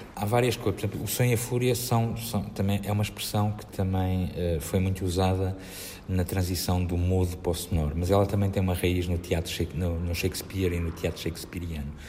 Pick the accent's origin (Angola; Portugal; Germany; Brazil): Portugal; Vila do Conde, Norte; also born or lived in Águeda, Bairrada; Foi lá que eu cresci. Não, sou, não, não nasci em Vila de Conde, mas eu, eu nasci em Águeda, eu sou bairradino